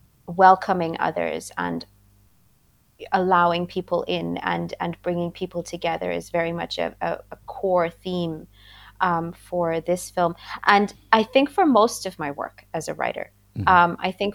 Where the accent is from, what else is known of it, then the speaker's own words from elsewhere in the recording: India; also born or lived in Austria; now in Ireland; So I grew up in India for a time, and then I lived in Austria, and now I live in Ireland.